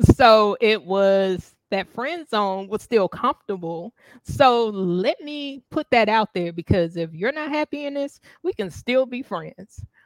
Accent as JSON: {"language": "English", "region": "the South", "country": "United States", "said": "I'm from the South"}